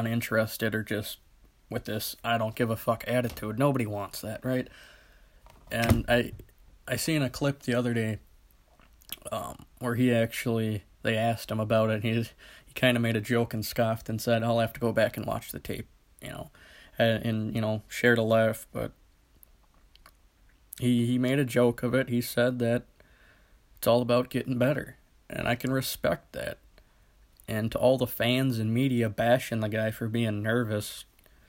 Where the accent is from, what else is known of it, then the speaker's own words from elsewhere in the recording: Midwest, United States; I'm from the Midwest, I'm not from Philly